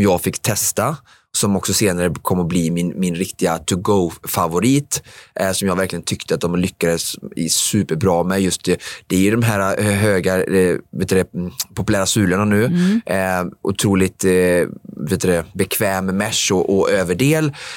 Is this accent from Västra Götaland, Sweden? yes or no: yes; Vårgårda, Västra Götaland, Sweden; Vårgårda eh, eh, lopp som går där, eh, världscuptävlingen där jag kommer ifrån